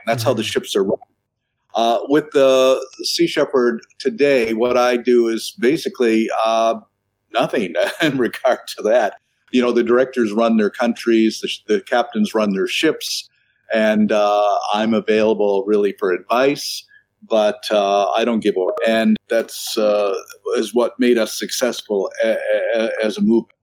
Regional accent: New Brunswick, Canada; moved away; also born or lived in Toronto, Canada / Vancouver, Canada; I was I was born in Toronto, but I was raised in a fishing village in uh, New Brunswick.

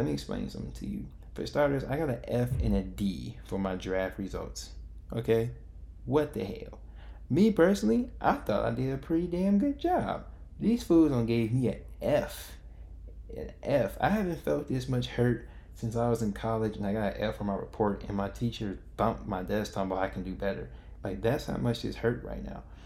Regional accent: Chicago, Illinois, United States; I am from Chicago

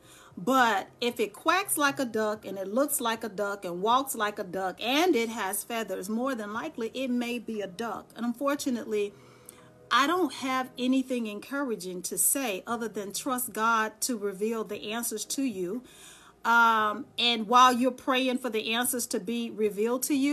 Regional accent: Dallas, Texas, United States; now in Charlotte, United States; I'm born and bred Texan. I'm from Dallas, Texas. I just live here in Charlotte.

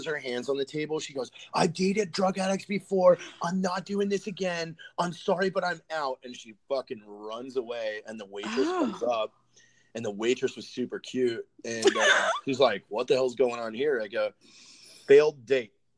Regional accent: Novato, California, United States; I'm from Novato.

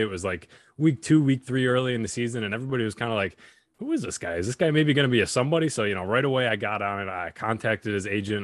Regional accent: Buffalo, New York, United States; my hometown Buffalo

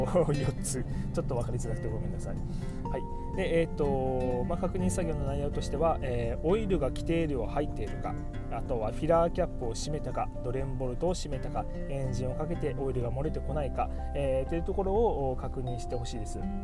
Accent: Miyazaki, Japan; 私もあの地元の宮崎県で、えー、登録していますので

